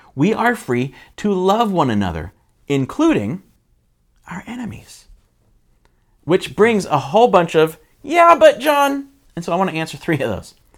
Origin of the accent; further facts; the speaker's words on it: United States; I'm an American